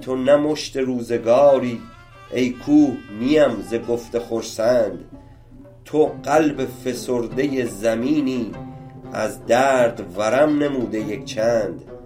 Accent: Iran; ما همه ایرانی هستیم

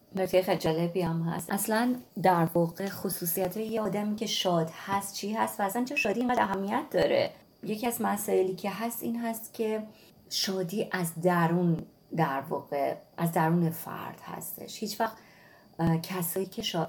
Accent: Iran; من توی نقطه کبیری توی ایران به دنیا اومدم

